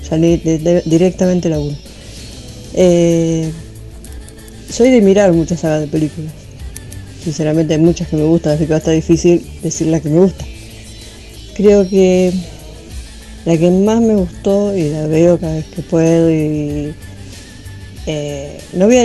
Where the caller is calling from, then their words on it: Lanús, Buenos Aires Province, Argentina; de Lanús eh, y con el tema esta de, la consigna de, este viernes